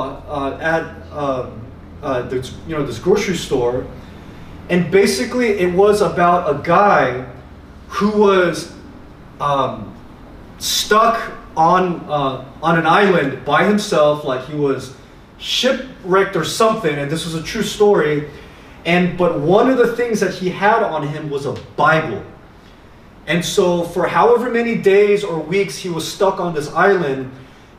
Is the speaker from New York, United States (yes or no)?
no; Miami, Florida, United States; moved away; growing up in Miami, our, you know, we had two supermarkets that we went